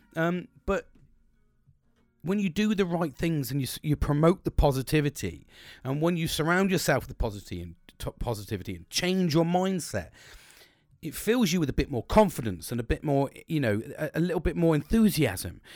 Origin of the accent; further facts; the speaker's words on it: United Kingdom; We're British.